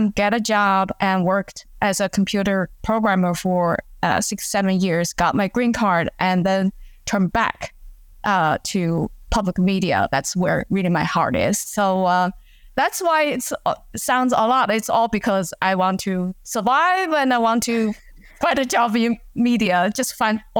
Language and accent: English; China; English is a second language; Well, um, so I grew up in China, and I um, spent three years working after graduation from college in China, just trying to figure out what I want to do.